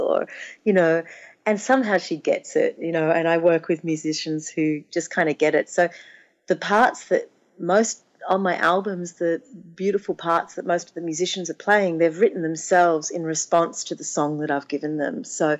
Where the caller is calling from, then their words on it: Florida, United States; Exactly. I'm calling from Florida.